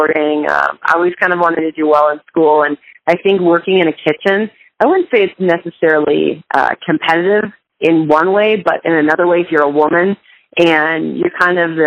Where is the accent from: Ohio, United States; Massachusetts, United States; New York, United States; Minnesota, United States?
Minnesota, United States; moved away; I grew up in Minnesota